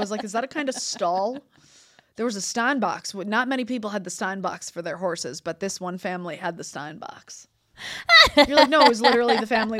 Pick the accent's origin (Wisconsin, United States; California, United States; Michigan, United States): Michigan, United States; Detroit; So I'm from Detroit. So it's like I had these like two parts where it's like Detroit. Yeah. I was like, I grew up at, you know, 13 Mile Road. So I'm very, very close to Detroit.